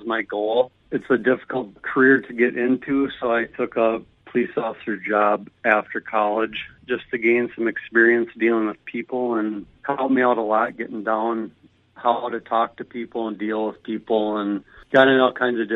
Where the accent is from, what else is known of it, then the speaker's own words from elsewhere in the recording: between Faribault and Mankato, southern Minnesota, United States; also born or lived in Bemidji, Minnesota; I am from southern Minnesota originally, down by between Faribault and Mankato area